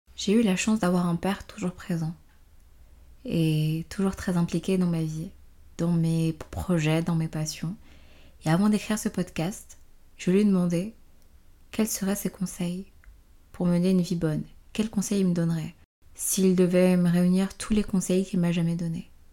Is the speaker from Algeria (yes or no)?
no; Benin; je suis née euh, dans la République du Bénin, un pays d'Afrique de l'Ouest, dans les années 2000